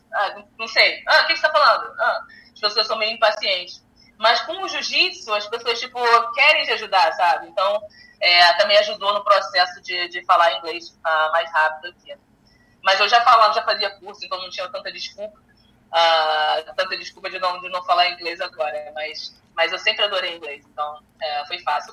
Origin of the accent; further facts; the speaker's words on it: Brazil; moved away as an adult; now in United States; foi necessário eu sair do meu país. Uh, eu acredito que eu seja mais conhecida aqui nos Estados Unidos do que no meu próprio país